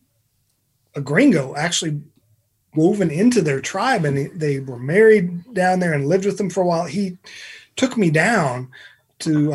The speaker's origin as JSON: {"language": "English", "town": "Asheville", "region": "North Carolina", "country": "United States"}